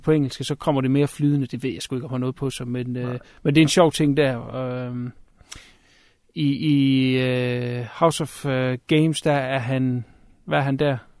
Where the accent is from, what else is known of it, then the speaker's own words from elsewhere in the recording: Denmark; som dansker